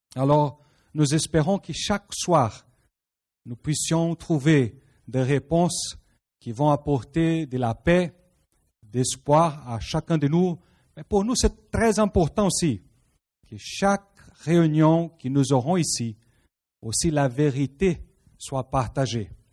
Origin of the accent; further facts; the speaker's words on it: Rio de Janeiro, Brazil; French is a second language; moved away; Rio de Janeiro au Brésil d'où moi je suis, je suis un Brésilien